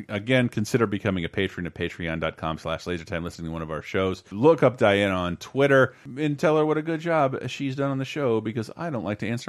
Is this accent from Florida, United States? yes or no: yes; Tallahassee, Florida, United States; This band is the worst, and they're from my hometown.